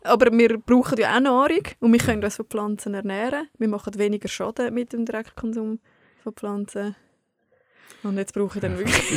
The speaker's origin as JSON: {"language": "German", "country": "Switzerland", "said": "Bei uns in der Schweiz"}